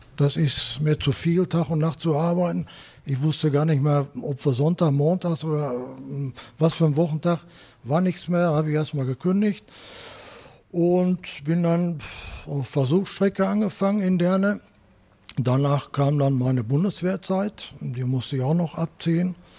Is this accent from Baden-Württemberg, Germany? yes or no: no; Dortmund, North Rhine-Westphalia, Germany; ich bin in Kirchderne zur Volksschule gegangen